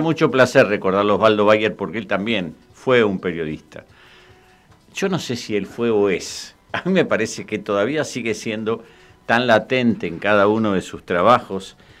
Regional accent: Quilmes, Buenos Aires Province, Argentina; Nosotros somos de Quilmes, en Quilmes como en todo el conurbano

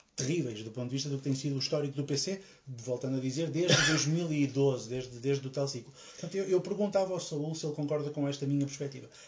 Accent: Portugal; enquanto português

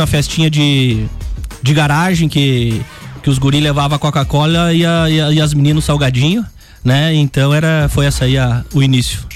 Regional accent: Lages, Santa Catarina, Brazil; Sou de Lages

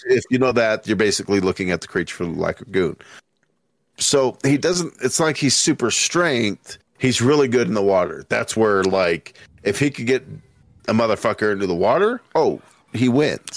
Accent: Littleton, Colorado, United States; also born or lived in Denver, Colorado; I was born in Denver, Colorado, raised in, uh, Littleton, Colorado

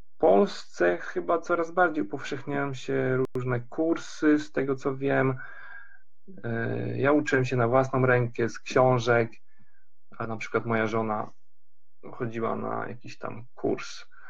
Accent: Tricity, Pomeranian Voivodeship, Poland; moved away as an adult; also born or lived in Lund, Sweden; now in Karlskrona, Sweden; Ja sam, y, pochodzę z Trójmiasta

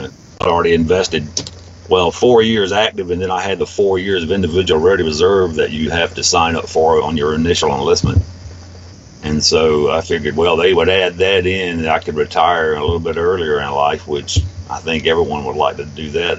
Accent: Alabama, United States; Well, I was born in Alabama

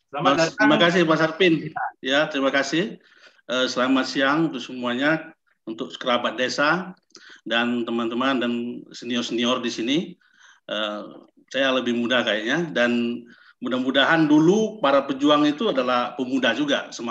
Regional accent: South Sumatra, Indonesia; dari saya dari Sumatera Selatan.

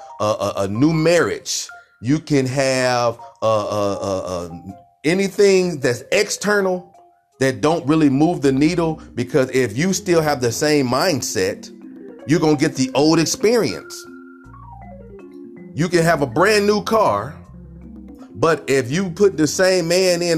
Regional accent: Cleveland, Ohio, United States; I'm from Cleveland, Ohio

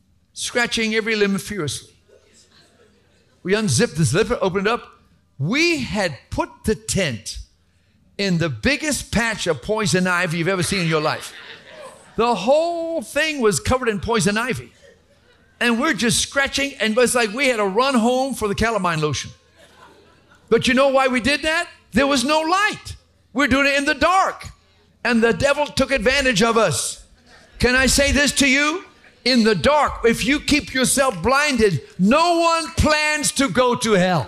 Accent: Atlanta, Georgia, United States; also born or lived in Sandy Springs; we were growing up in Atlanta. We used to live in Sandy Springs way back when Atlanta was barely a million people.

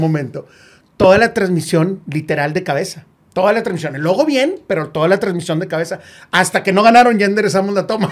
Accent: Monterrey, Nuevo León, Mexico; soy de Monterrey

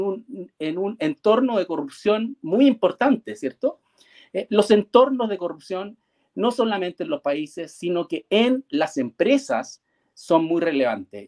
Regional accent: Chile; yo soy chileno

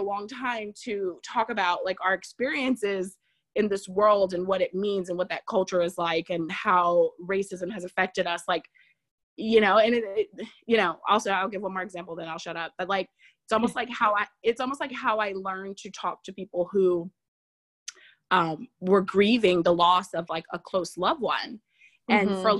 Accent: Southern Louisiana, United States; also born or lived in New Jersey; I grew up in Southern Louisiana

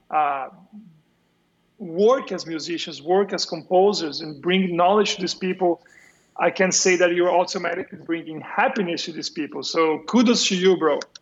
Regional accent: São Paulo, Brazil; moved away; São Paulo. I'm from São Paulo.

